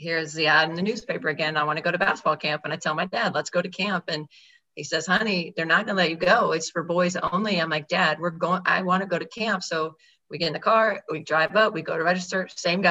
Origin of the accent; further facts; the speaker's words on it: Georgetown, Texas, United States; I grew up in Georgetown, Texas